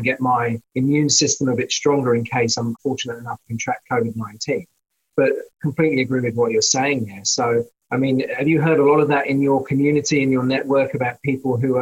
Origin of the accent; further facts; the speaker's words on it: Noosa Heads, Queensland, Australia; from Noosa Heads, which is my hometown